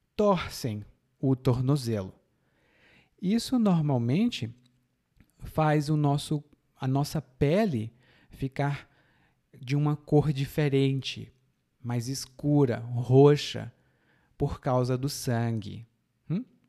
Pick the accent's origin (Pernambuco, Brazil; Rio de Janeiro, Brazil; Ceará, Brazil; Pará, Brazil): Ceará, Brazil; Fortaleza; na minha cidade natal é assim. Lá em Fortaleza é muito quente.